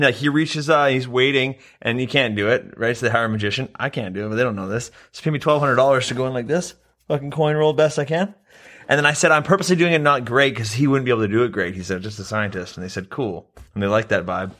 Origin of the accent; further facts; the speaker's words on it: Canada; I'm Canadian. I talk in Canadian